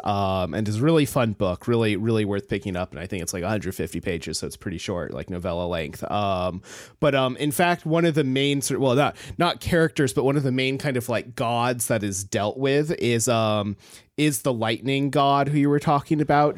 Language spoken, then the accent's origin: English; Alaska, United States; I come from Alaska